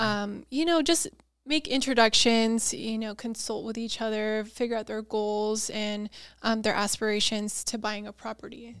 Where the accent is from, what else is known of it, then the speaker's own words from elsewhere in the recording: San Diego, California, United States; also born or lived in Auburn; born and raised in San Diego